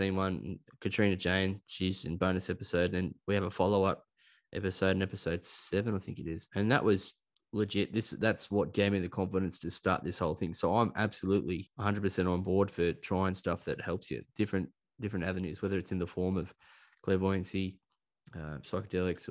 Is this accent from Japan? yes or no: no; Sydney, New South Wales, Australia; I was from Sydney